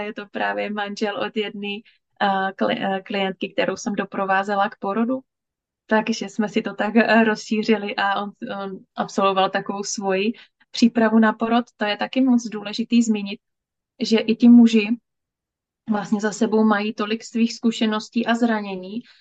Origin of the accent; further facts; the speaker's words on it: Moravia, Czechia; já jsem z Moravy, takže je to oblast Zábřeh na Moravě